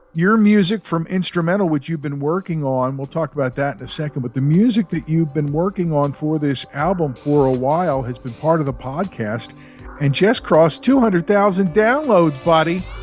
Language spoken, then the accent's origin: English; Philadelphia, Pennsylvania, United States; I grew up in Philly